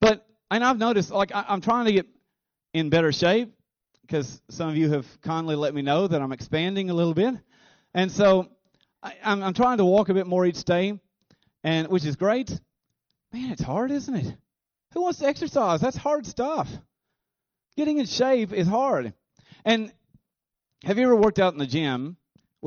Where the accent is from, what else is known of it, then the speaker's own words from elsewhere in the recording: United States; being an American